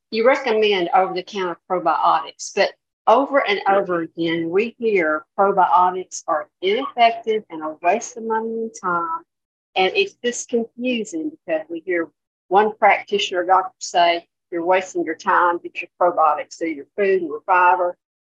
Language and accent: English; Jackson, Tennessee, United States; I'm from Jackson, Tennessee.